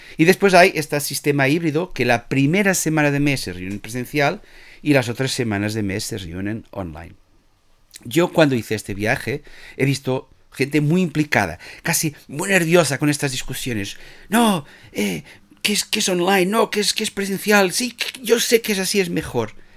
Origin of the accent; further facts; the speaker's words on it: Portugal; Spanish is a second language; now in Spain; yo soy portugués